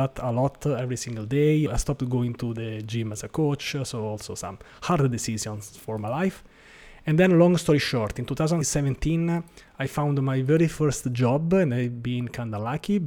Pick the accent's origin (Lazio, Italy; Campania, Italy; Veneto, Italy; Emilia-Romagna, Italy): Lazio, Italy; Rome; from Rome, Italy